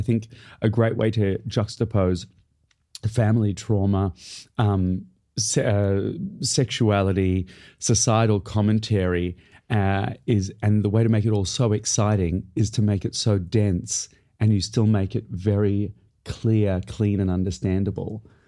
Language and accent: English; Australia; moved away as an adult; now in United Kingdom; I am in Australia, my hometown